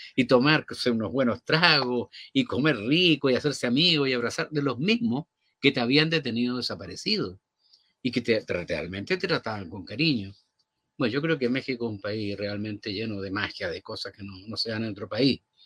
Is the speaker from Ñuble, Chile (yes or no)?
yes; Pinto, Ñuble, Chile; also born or lived in Chillán; aunque nací en la ciudad de Chillán, la mayor parte de mi infancia pues, transcurrió en un pequeño pueblo cercano que se llama Pinto